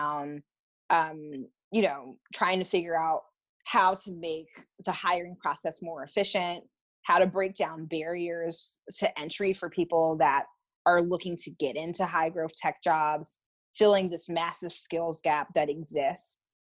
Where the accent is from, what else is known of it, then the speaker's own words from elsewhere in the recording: North Carolina, United States; moved away as an adult; also born or lived in New York; I grew up in North Carolina, but I moved to the city at the young age of 20